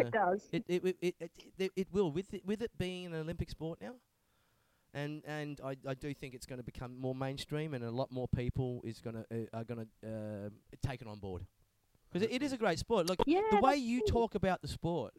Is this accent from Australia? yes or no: yes; Perth, Western Australia, Australia; now in Melbourne, Australia; Perth is my hometown